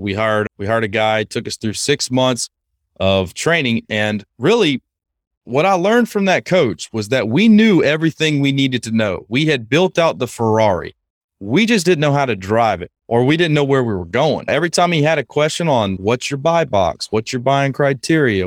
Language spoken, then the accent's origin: English; Lake Charles, Louisiana, United States; moved away as an adult; I grew up in Lake Charles, Louisiana